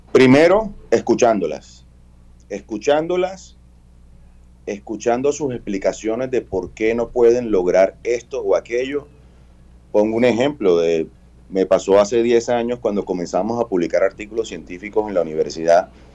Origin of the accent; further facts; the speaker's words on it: Barranquilla, Atlántico, Colombia; la identidad cultural que nos da a nosotros como barranquilleros